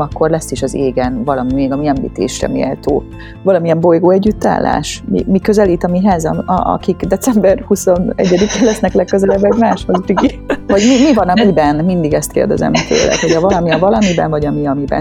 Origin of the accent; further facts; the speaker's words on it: Tokaj, Borsod-Abaúj-Zemplén, Hungary; moved away; Tokaj környékéről, ami azért fáj szívemnek, mert hogy én onnan származom